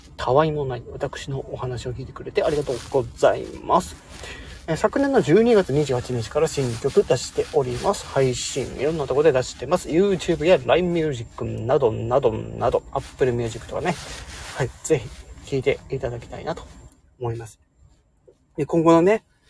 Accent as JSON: {"language": "Japanese", "region": "Hokkaido", "country": "Japan", "said": "今私、北海道の人なんですけど"}